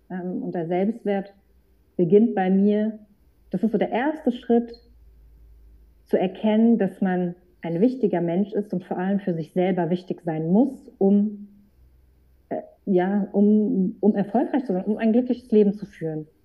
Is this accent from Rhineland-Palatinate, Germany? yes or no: no; Frankfurt, Hesse, Germany; ich bin aus Frankfurt